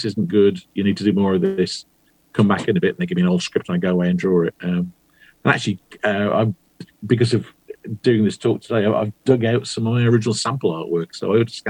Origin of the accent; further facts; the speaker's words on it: West Bromwich, West Midlands, United Kingdom; moved away as an adult; where I grew up in West Bromwich in the West Midlands, nobody ever did anything, as far as I knew.